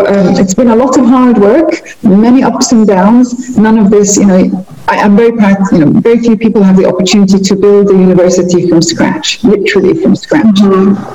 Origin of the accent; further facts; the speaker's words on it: United Kingdom; moved away as an adult; also born or lived in Liverpool; now in Muscat, Oman; I'm a British Libyan. I grew up in the UK all of my life, pretty much all of my life